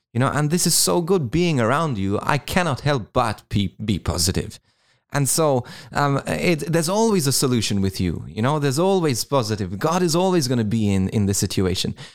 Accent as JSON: {"language": "English", "country": "Malta", "moved": "yes", "lives_now": "Australia", "said": "I'm originally from Malta."}